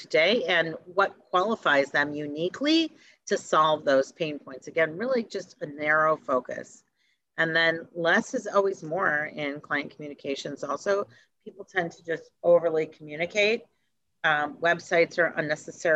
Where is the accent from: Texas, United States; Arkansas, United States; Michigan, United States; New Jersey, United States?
Michigan, United States; Detroit; I grew up in Detroit